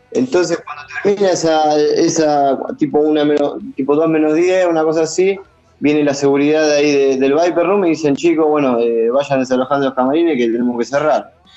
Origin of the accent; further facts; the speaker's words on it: Argentina; moved away as an adult; also born or lived in Buenos Aires; now in Los Angeles, United States; cuando le dije que era de Argentina